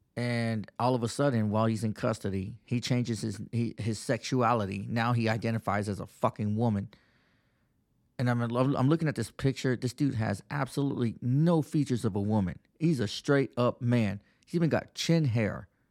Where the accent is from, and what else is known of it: Texas, United States; moved away as an adult; now in Pennsylvania, United States